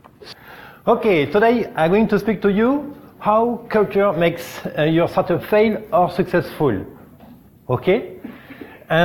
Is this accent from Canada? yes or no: no; France; English is a second language; from France